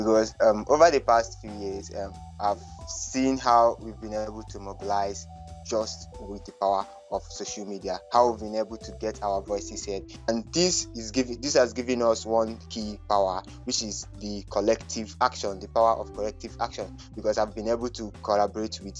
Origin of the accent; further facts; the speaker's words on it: Nigeria; I'm from Nigeria